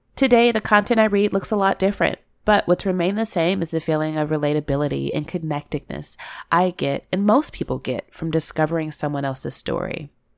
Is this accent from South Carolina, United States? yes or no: no; Chicago, Illinois, United States; I grew up in Chicago